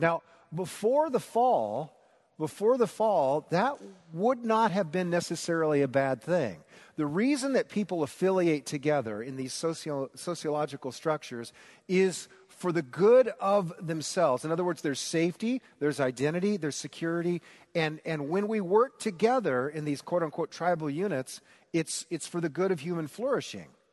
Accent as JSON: {"language": "English", "town": "Newton", "region": "Iowa", "country": "United States", "tie": "born or raised there", "moved": "yes", "said": "at Perkins in Newton, Iowa"}